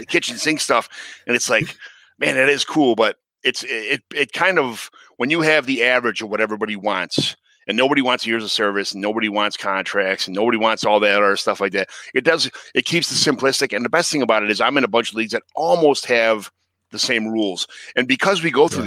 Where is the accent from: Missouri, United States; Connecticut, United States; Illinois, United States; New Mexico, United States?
Illinois, United States; Chicago; I grew up in Chicago my whole life